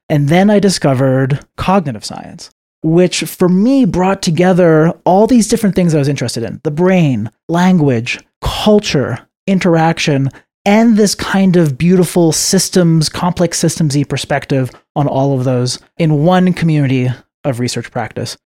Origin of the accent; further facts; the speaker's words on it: Montreal, Quebec, Canada; I'm from Montreal, Canada